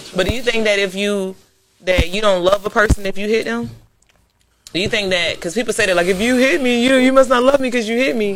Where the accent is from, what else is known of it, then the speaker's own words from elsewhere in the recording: Florida, United States; I'm a Florida girl. Like I was mm-hmm. born in Florida and everything too